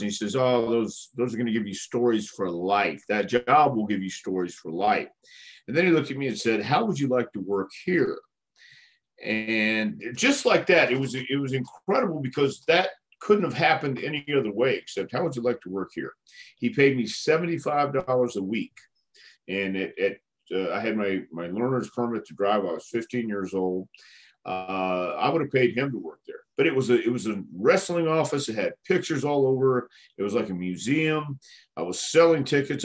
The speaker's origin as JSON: {"language": "English", "town": "El Paso", "region": "Texas", "country": "United States", "tie": "born or raised there", "moved": "yes", "lives_now": "Knoxville, United States", "said": "I was born in El Paso, Texas"}